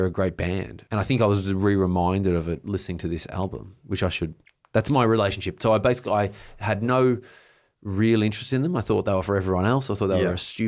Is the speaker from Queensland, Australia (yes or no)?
no; Bright, Victoria, Australia; your crew would holiday in my hometown